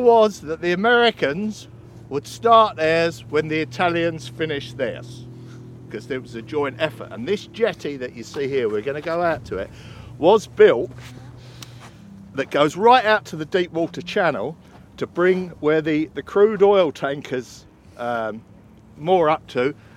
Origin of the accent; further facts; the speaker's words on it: Canvey Island, East of England, United Kingdom; I hail from Canby. I was, I was born here, and if you cut me in half, it says Canby Island all the way through